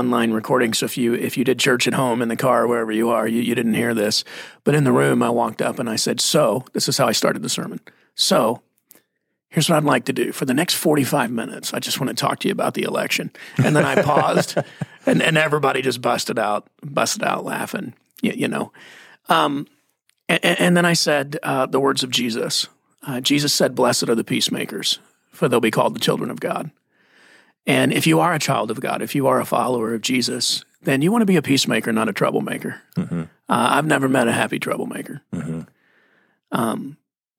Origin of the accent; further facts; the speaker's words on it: Texas, United States; I grew up in Texas